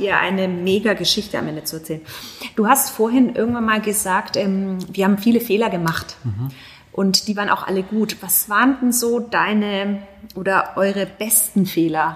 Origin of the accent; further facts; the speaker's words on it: Germany; bei uns in Deutschland